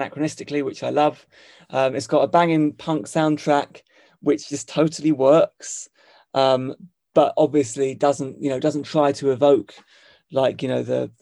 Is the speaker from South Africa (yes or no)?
no; United Kingdom; moved away as an adult; also born or lived in Hong Kong; as a British person